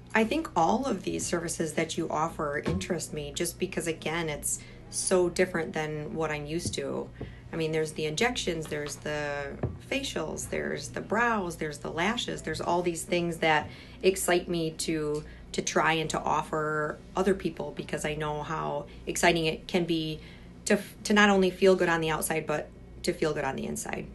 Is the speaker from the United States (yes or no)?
yes; Michigan, United States; I'm originally from Michigan